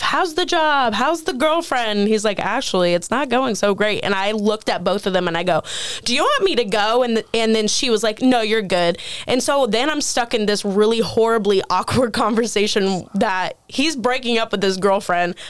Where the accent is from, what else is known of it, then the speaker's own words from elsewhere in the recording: Terre Haute, Indiana, United States; moved away; also born or lived in Pennsylvania; my hometown Terre Haute